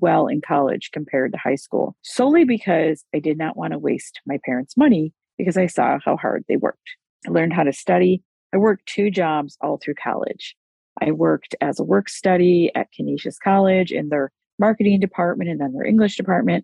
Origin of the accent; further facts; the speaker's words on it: United States; I was born in the United States of America